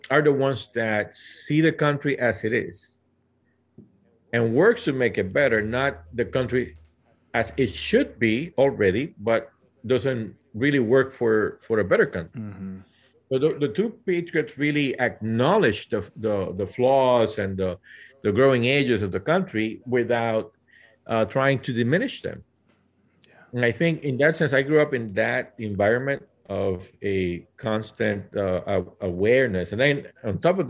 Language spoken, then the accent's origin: English; Puerto Rico; now in Central Valley, United States; I was born and raised in Puerto Rico